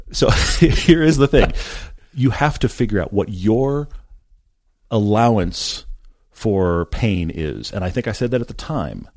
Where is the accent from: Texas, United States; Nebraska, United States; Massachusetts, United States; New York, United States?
Texas, United States; I grew up in Texas.